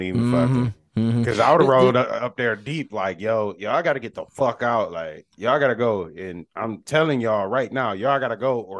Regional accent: Detroit, Michigan, United States; I'm from 6 Mile

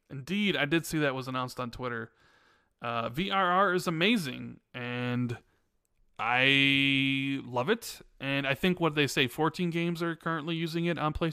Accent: Chicago, Illinois, United States; born or raised there

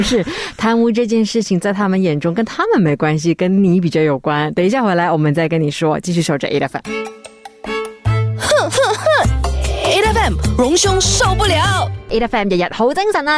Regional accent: Malaysia; 我们马来西亚人

